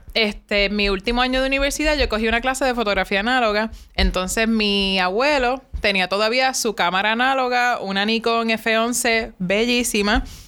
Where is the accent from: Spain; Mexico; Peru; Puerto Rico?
Puerto Rico; Cabo Rojo; yo soy de Cabo Rojo